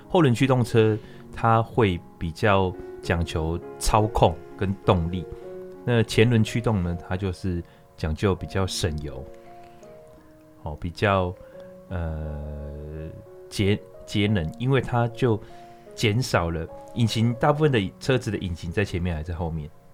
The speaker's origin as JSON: {"language": "Chinese", "country": "Taiwan", "said": "我们身为台湾人"}